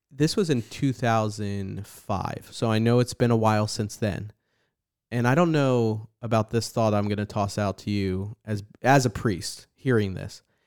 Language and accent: English; New Jersey, United States; now in San Antonio, United States; growing up in New Jersey